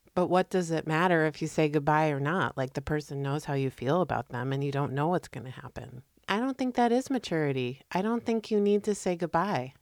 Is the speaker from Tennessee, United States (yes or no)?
no; Connecticut, United States; moved away as an adult; also born or lived in Iowa; I'm from Connecticut